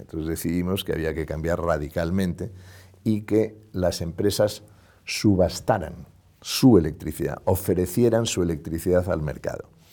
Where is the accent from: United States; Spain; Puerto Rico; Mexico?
Spain